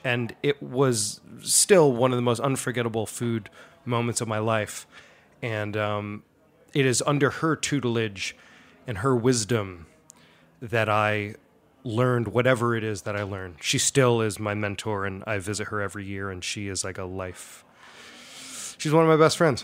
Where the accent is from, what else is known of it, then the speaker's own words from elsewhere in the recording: Allendale, New Jersey, United States; that's where I'm from. Um, I'm a resident of Allendale, New Jersey. Uh, I grew up just outside New York City, uh, my whole life